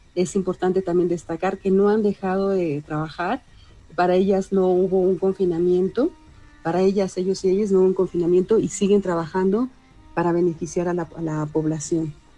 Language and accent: Spanish; Mexico; el arraigo que tenemos como sociedad mexicana